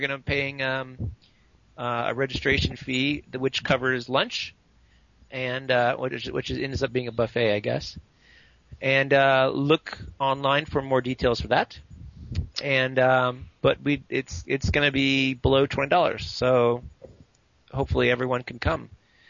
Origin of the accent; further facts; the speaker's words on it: Redding, California, United States; in Redding, California, my hometown.